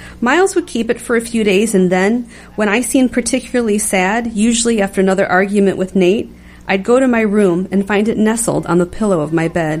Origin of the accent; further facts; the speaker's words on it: Detroit, Michigan, United States; I grew up in Detroit